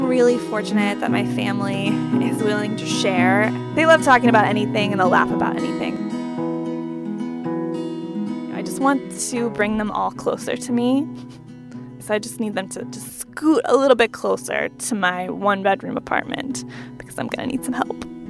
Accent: Pennsylvania, United States; moved away as an adult; now in Washington, DC, United States; I'm from Pennsylvania, which is like four hours away from my new home and my new job in DC

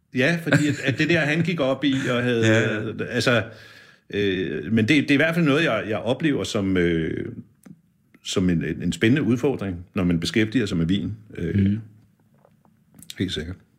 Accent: Birkerød, Capital Region of Denmark, Denmark; jeg kommer fra Birkerød

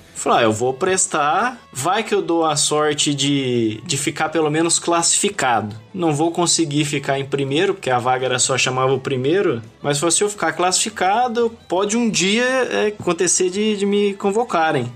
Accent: Assis, São Paulo, Brazil; moved away as an adult; also born or lived in Paraguaçu Paulista / Campo Verde, Mato Grosso / Sinop, Mato Grosso; now in Mato Grosso, Brazil; venho do, do estado de São Paulo, interior de São Paulo, Assis

